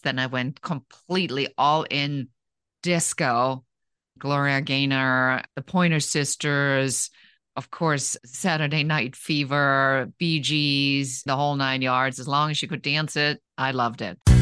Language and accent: English; Germany; moved away as an adult; now in United States; I grew up in Germany, and I came to the United States when I was in my early twenties